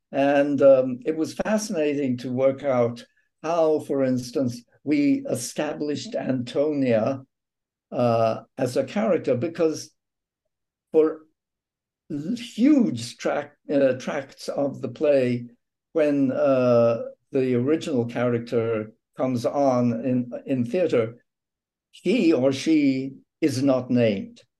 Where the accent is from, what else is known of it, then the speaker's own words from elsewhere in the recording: England, United Kingdom; moved away; I was raised in England on radio drama, and some of my first work was done on BBC radio